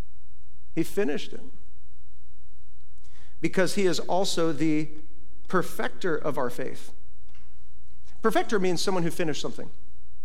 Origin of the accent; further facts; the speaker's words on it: Iowa, United States; moved away; when I was a little kid growing up in Iowa, we get big old snow drifts there